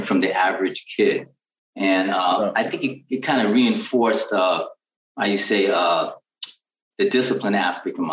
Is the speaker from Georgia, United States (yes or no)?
no; San Francisco, California, United States; I'm born and raised in San Francisco, California